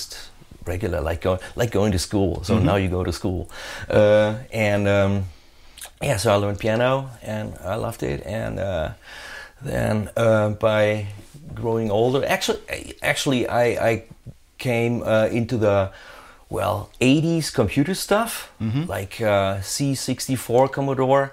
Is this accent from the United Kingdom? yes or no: no; Ruhr area, North Rhine-Westphalia, Germany; English is a second language; I grew up in the Ruhr area in Germany